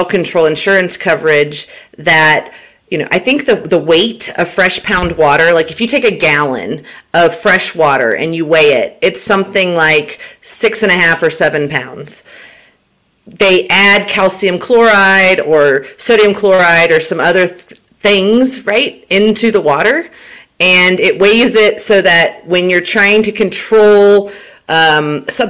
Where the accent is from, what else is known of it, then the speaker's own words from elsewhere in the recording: Huntsville, Alabama, United States; moved away as an adult; also born or lived in Southern Florida / Southern California / Permian Basin, Texas; now in Texas, United States; Mom moved me back to Huntsville, Alabama, where both of my parents are originally from. They were high school sweethearts. Went to middle school and high school in Huntsville, Alabama